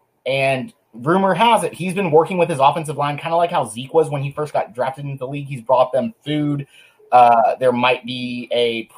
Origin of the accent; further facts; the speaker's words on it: Texas, United States; I'm a Texan from Texas, born, bred